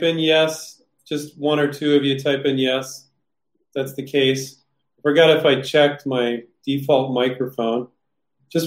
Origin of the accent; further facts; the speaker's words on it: Silicon Valley, California, United States; growing up in Silicon Valley